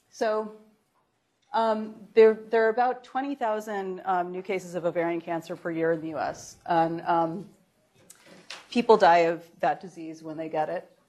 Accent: Rochester, New York, United States; Uh, Rochester, New York.

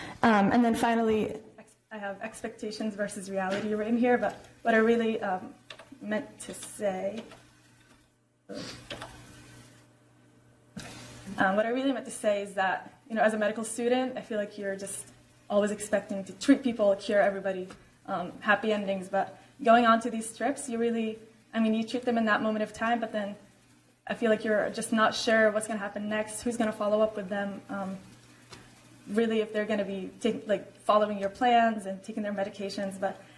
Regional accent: Jordan; I mean, even for me, I am from Jordan, but I've never been in a refugee camp before, and I've never been in a situation like this.

